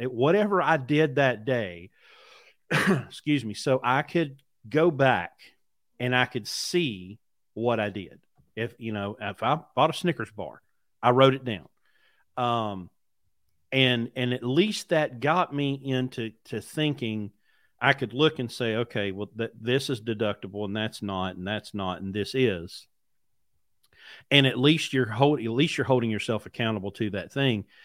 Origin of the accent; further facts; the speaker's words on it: West Virginia, United States; I grew up in mountains. I grew up in West Virginia.